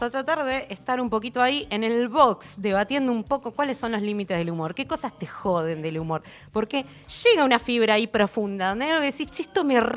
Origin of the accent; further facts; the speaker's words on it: Buenos Aires, Argentina; also born or lived in Floresta, Buenos Aires; now in western Greater Buenos Aires, Argentina; Nací en pleno caballito.